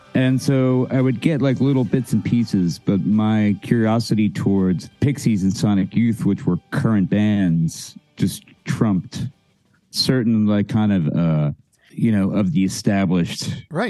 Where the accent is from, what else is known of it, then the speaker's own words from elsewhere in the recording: Philadelphia, Pennsylvania, United States; I grew up in you know you know where I grew up in West Philadelphia